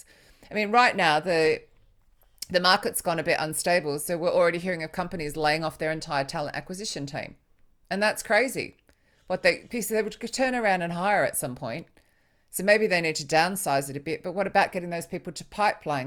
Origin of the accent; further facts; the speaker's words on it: Australia; moved away as an adult; also born or lived in Sydney; now in United Kingdom; I'm Australian